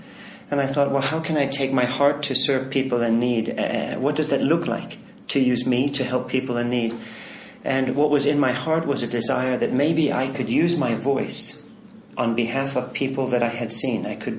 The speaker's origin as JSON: {"language": "English", "country": "Philippines", "tie": "born or raised there", "said": "My whole childhood, I had the privilege of seeing a lot of places in need. I grew up in the Philippines."}